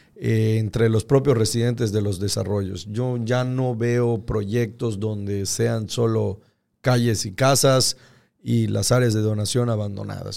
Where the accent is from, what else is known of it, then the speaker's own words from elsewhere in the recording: Yucatán, Mexico; como yucatecos